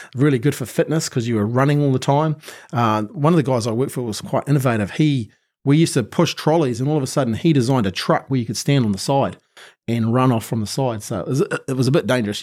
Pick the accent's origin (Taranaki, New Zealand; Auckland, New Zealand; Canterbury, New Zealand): Canterbury, New Zealand; Christchurch; I'm a typical Kiwi kid